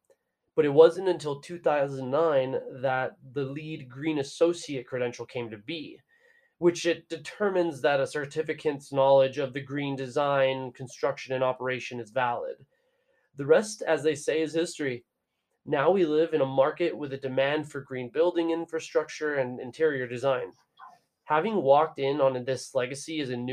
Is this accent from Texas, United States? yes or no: yes; Brownsville, Texas, United States; I was born and raised in Rio Grande Valley in a town called Brownsville, the border by the sea, as it's known